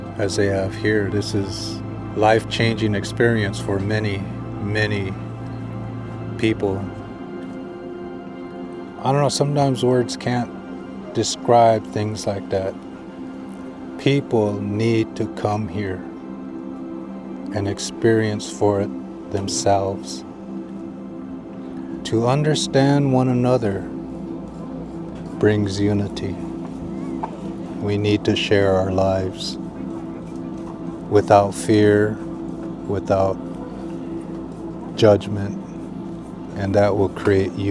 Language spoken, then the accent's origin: English; United States; I'm a Standing Rock Lakota.